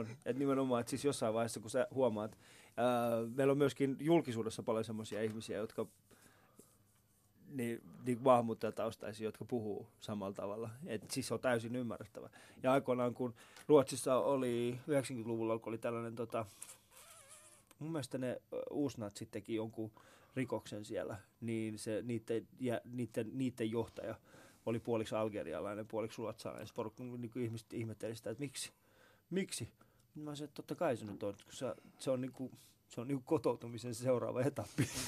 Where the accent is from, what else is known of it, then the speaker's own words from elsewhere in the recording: Finland; Sitten mä olin silleen, että mä, mä oon Suomesta, miten se, miksi sä puhut muun ihmisestä tolla tavalla, niin se ei pystynyt käsittelemään sitä asiaa.